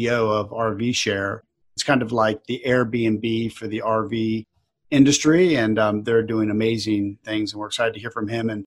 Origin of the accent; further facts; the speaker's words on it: Florida, United States; I grew up in Florida